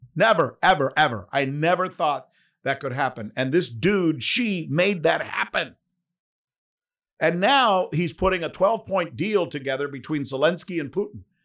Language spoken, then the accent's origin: English; United States; as an American